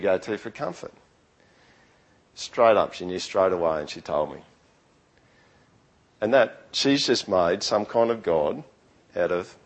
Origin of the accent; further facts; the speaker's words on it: Australia; accent: Aussie yokel; first language English; I've got some weird accent. I don't even know what it is. Maybe it's a Aussie yokel accent or something. But when I speak English, I speak my native language.